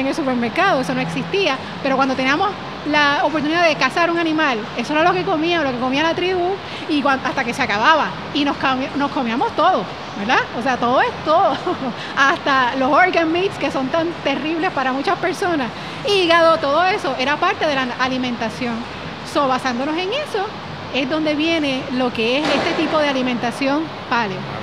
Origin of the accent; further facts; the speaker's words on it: Yauco, Puerto Rico; moved away as an adult; also born or lived in Cayey, Puerto Rico; now in Dorado, Puerto Rico; salí de Yauco y no regreso a visitar a mami